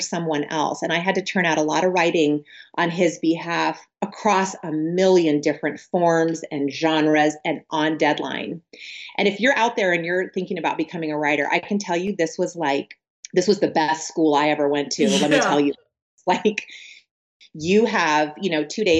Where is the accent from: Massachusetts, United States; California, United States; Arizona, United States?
California, United States; San Diego; moved away as an adult; now in Central Virginia, United States; I'm originally from San Diego, California, and I was born and raised in Southern California, which I now live in Central Virginia.